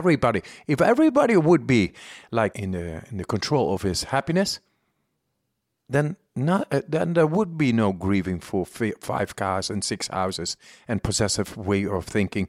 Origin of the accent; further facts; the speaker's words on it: Amsterdam, North Holland, Netherlands; And I'm from Amsterdam.